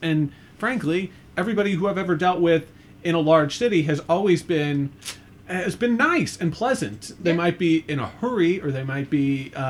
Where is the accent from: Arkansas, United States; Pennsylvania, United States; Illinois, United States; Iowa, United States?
Illinois, United States; Central; I'm originally from Central Illinois. It's super cold there right now.